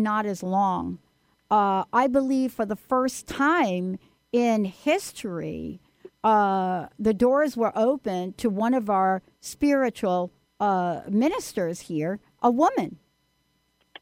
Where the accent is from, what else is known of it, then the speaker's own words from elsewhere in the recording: New York, United States; I'm from New York